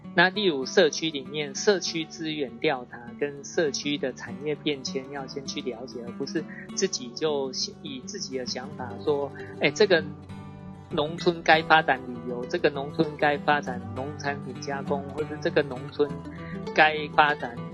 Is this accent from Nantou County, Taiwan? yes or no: yes; Sun Moon Lake, Nantou County, Taiwan; 我们的家乡本来是日，日月潭嘛